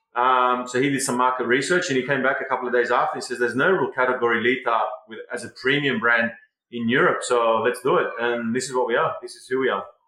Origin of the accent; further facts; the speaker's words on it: Sydney, New South Wales, Australia; moved away as an adult; now in Ibiza, Spain; I was born in Sydney 40 years ago